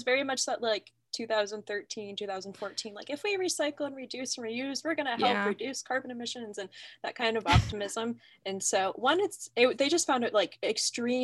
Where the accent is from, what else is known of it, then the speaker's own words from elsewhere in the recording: Michigan, United States; I'm from Michigan, so we're surrounded by water